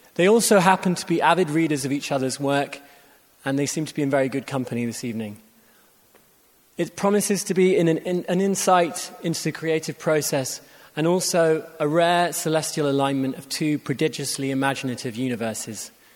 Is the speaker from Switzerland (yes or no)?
no; England, United Kingdom; also born or lived in Japan; I'm English